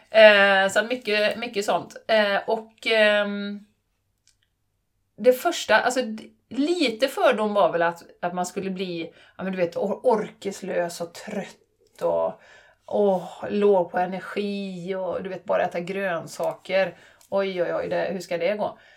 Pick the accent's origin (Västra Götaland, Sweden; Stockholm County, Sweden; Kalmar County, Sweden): Västra Götaland, Sweden; Borås; accent: Boråsiska; Är Boråsiska. Är boråsiska.